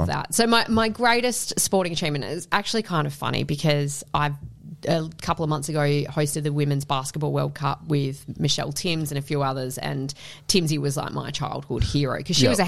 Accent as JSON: {"language": "English", "town": "Collie", "region": "Western Australia", "country": "Australia", "tie": "born or raised there", "also_born_or_lived": "Victoria", "moved": "yes", "said": "WA is my home state. Collie is my hometown, even though I haven't been there in many, many, many years"}